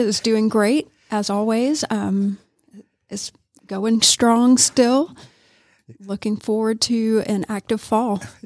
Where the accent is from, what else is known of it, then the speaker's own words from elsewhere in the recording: Augusta, Georgia, United States; moved away as an adult; now in Rome, United States; I'm from Augusta